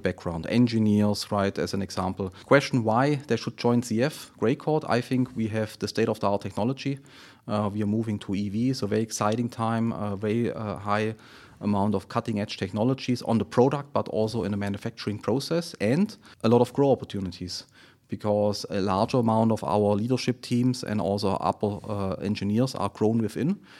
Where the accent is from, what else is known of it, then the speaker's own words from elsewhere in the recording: Friedrichshafen, Baden-Württemberg, Germany; moved away as an adult; now in South Carolina, United States; I'm originally from Germany, from Friedrichshafen. Uh, by the way, also C F is located there, so the headquarter of C F is located in Friedrichshafen. So C F was with me since, since the childhood. That was, that is my hometown